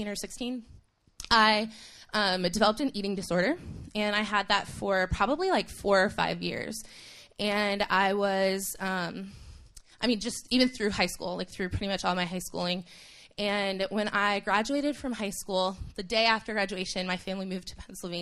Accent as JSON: {"language": "English", "town": "Toronto", "region": "Ontario", "country": "Canada", "tie": "born or raised there", "also_born_or_lived": "Haiti", "moved": "as an adult", "lives_now": "United States", "said": "When I was 8 years old, my family moved to Toronto, Ontario. And I grew up in Canada"}